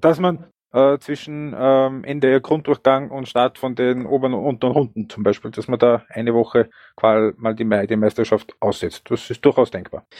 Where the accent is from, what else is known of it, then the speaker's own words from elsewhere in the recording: Upper Austria, Austria; ich bin ein Oberösterreicher